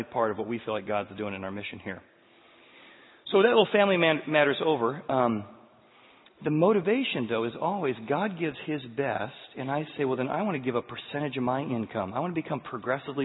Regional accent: Midwest, United States; growing up in the Midwest

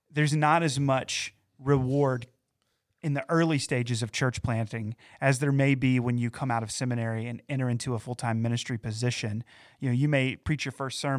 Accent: Valdese, North Carolina, United States; also born or lived in Morganton; So, for me, coming into my hometown in, in a way, so I, I, didn't grow up exactly in Morganton. I grew up in a town called Valdese, which is yeah. in Burke County.

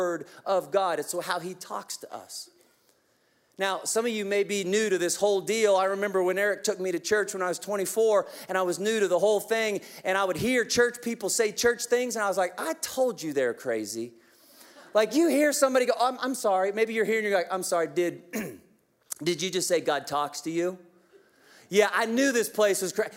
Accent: Kansas, United States; I'm from Kansas.

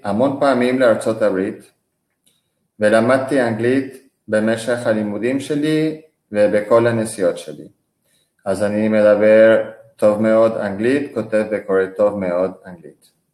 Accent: Venezuela; moved away as an adult; also born or lived in Israel; now in Panama; נולדתי בוונסואלה וגרתי בארץ שבע שנים, מגיל 21 עד גיל 28

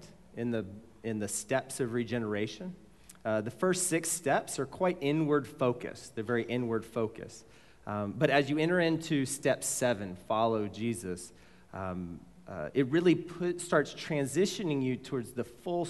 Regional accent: Mesquite, Texas, United States; I grew up in Mesquite

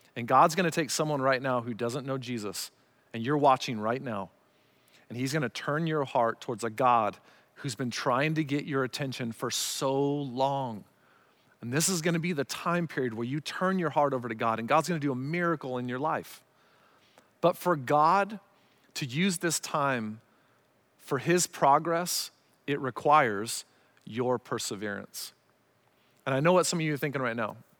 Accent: Arizona, United States; growing up in Arizona

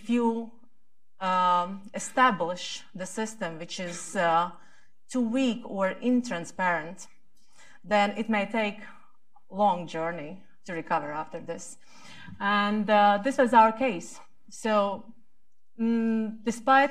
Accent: Latvia

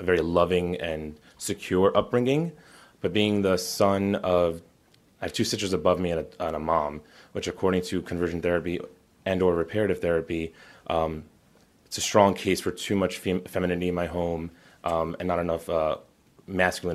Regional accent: North Shore of Long Island, New York, United States; Born and raised in New York

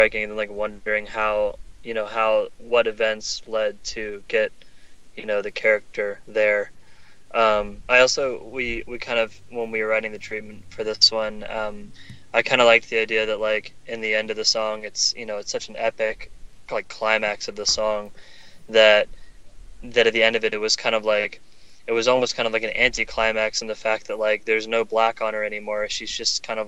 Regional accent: the South, United States; I grew up in the South

